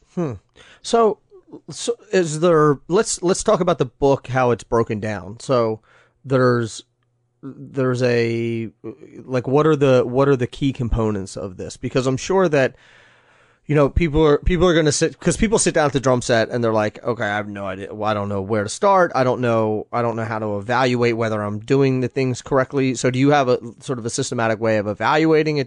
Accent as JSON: {"language": "English", "town": "Philadelphia", "region": "Pennsylvania", "country": "United States", "tie": "born or raised there", "said": "my hometown in Philly"}